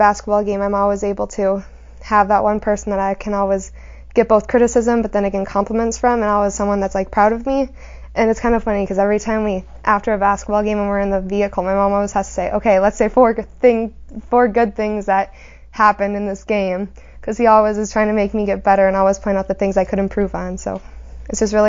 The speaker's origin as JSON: {"language": "English", "town": "Hebron", "region": "North Dakota", "country": "United States", "tie": "born or raised there", "also_born_or_lived": "Bismarck, North Dakota", "said": "I was born in Bismarck. I've lived in Hebron my whole life"}